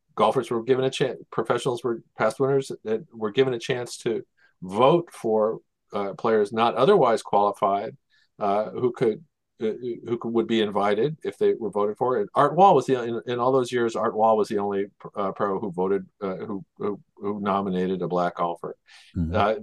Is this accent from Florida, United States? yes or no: no; Kansas City, Missouri, United States; I'm from Kansas City